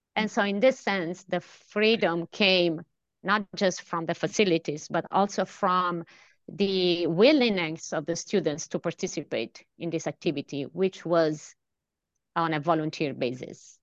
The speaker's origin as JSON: {"language": "English", "region": "central Italy", "country": "Italy", "also_born_or_lived": "Delft, Netherlands", "moved": "as an adult", "lives_now": "Stockholm, Sweden", "said": "brought me from a little town in uh, central Italy to um, uh, Stockholm. Um, I'm originally from Italy."}